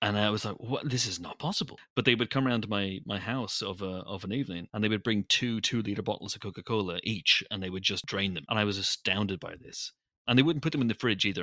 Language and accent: English; Northern Ireland, United Kingdom; I'm Northern Irish.